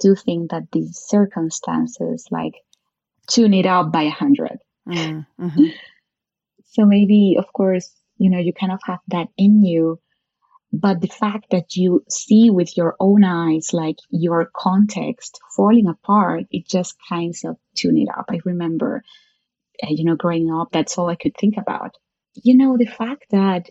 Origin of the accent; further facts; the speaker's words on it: Venezuela; moved away as an adult; now in Brazil; I was, yes, born and raised in Venezuela. I grew up there.